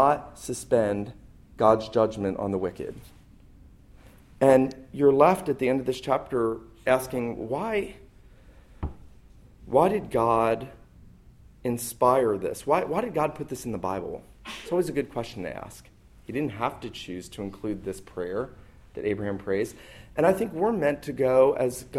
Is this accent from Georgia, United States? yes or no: yes; St. Simons Island, Georgia, United States; moved away; I was back where I grew up on St. Simon's